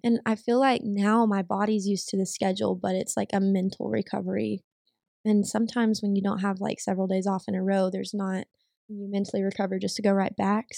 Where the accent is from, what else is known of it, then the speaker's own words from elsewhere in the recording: Greenville, Texas, United States; accent: Southern; moved away as an adult; also born or lived in Tyler, Texas; now in Dallas, United States; I am originally from Greenville, which is a little nowhere town